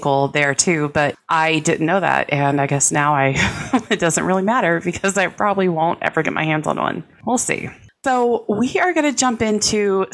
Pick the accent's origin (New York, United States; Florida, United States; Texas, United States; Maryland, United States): Texas, United States; North; I'm from North Texas